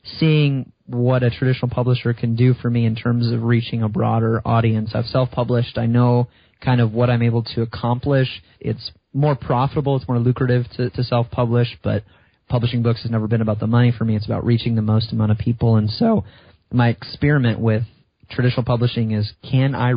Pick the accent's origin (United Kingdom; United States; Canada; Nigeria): United States; just outside of Chicago, Illinois; I grew up in just outside of Chicago